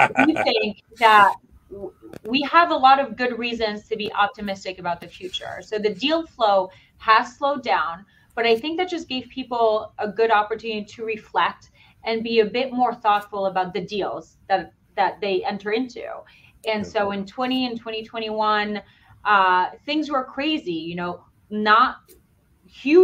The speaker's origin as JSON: {"language": "English", "town": "Lyon", "region": "Auvergne-Rhône-Alpes", "country": "France", "tie": "born or raised there", "moved": "yes", "lives_now": "Boston, United States", "said": "Grew up in France. I am actually from Lyon"}